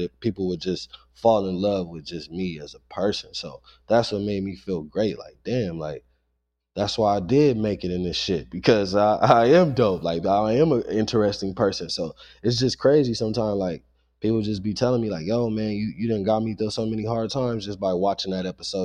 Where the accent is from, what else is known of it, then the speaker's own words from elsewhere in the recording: Los Angeles, California, United States; growing up in South Central